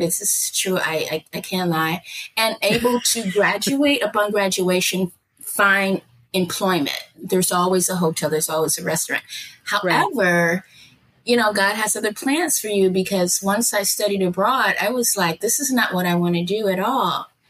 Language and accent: English; Chicago, Illinois, United States; moved away as an adult; also born or lived in Okinawa, Japan / Yokosuka, Japan; now in Yucatan, Mexico; I grew up on the south side of Chicago, 47th Street.